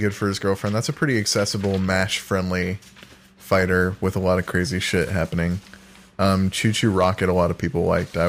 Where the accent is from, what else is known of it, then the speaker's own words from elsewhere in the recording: San Diego, California, United States; now in San Francisco, United States; I am a cracker. I do know about Comic-Con because I am from San Diego.